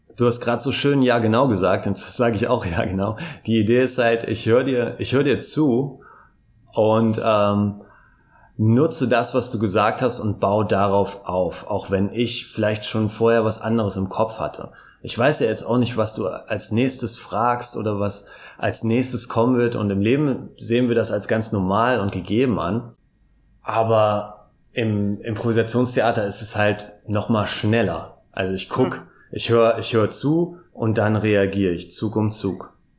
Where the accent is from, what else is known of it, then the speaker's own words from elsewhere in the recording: Hamburg, Germany; also born or lived in Cologne; now in Brussels, Belgium / Cologne, Germany; ich bin äh, ursprünglich Hamburger